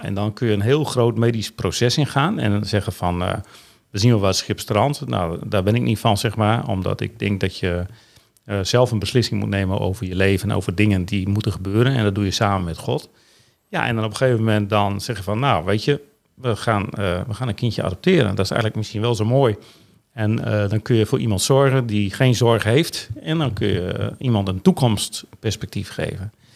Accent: Veendam, Groningen, Netherlands; ik ben geboren in 14 juni 1960 in Veendam.

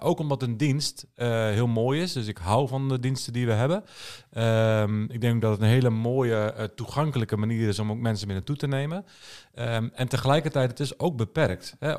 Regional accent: Netherlands; als Nederlanders.

